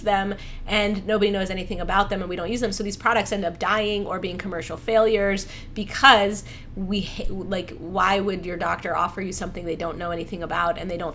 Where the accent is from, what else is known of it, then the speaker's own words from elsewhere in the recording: Ohio, United States; I was born in Ohio